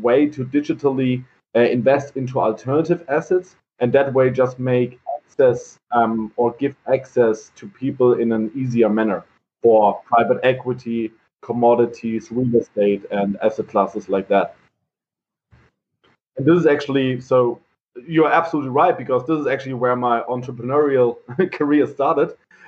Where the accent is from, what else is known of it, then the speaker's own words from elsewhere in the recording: Heidelberg, Baden-Württemberg, Germany; English is a second language; So I'm born and raised in Heidelberg.